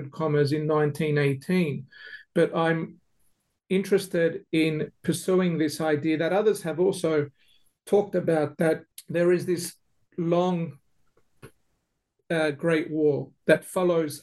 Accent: Melbourne, Victoria, Australia; now in Adelaide, Australia; I grew up in Melbourne

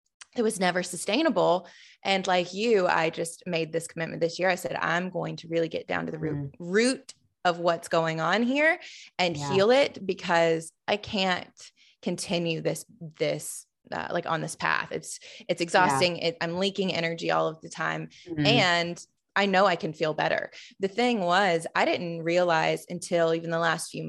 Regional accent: the South, United States; I grew up in the South

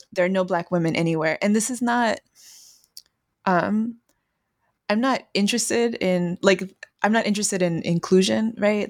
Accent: San Antonio, Texas, United States; Growing up in Texas

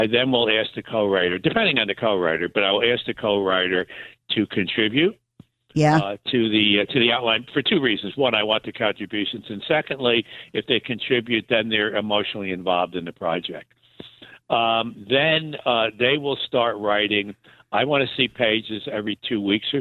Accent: Newburgh, New York, United States; also born or lived in Briarcliff Manor, New York / Florida; I grew up in Newburgh, New York

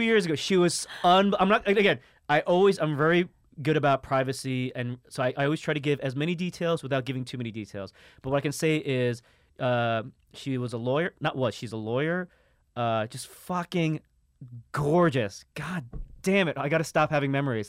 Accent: New York City, New York, United States; I grew up in Harlem

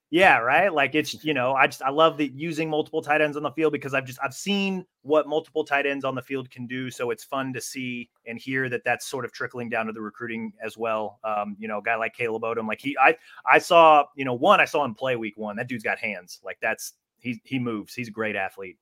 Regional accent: Iowa, United States; moved away; I'm originally from Iowa

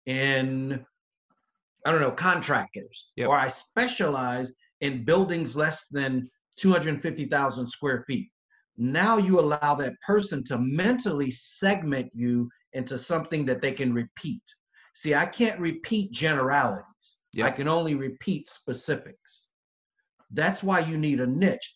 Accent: the South, United States; I'm from the South, so I say niche

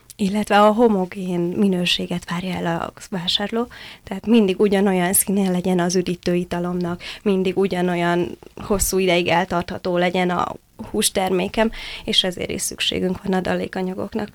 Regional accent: Hungary; moved away as an adult; én Balaton északi partjáról egy nagyon pici faluból jöttem, és hát ezért muszáj nekem kollégiumban laknom

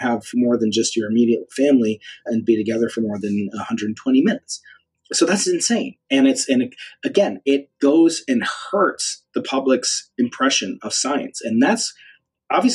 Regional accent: United States; my identity as an American

